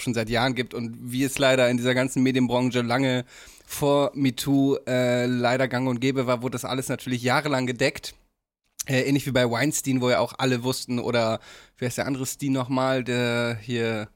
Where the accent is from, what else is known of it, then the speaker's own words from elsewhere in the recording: Damme, Lower Saxony, Germany; in meiner Heimat in Damme